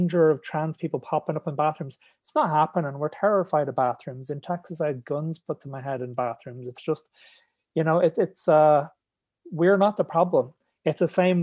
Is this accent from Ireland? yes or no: yes; Ireland; moved away as an adult; now in England; So they moved back to Ireland, and I grew up in Tala